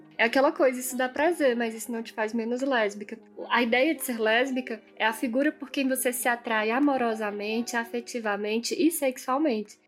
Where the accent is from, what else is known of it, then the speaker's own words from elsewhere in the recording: Brasília, Federal District, Brazil; now in Petrolina, Brazil; eu nasci em Brasília, sou de Brasília, mas também é, moro em Petrolina há muito tempo